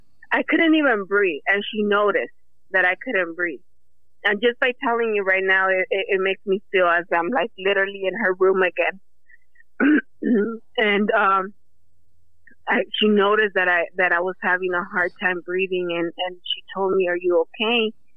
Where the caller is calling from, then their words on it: Livingston, California, United States; Livingston, California.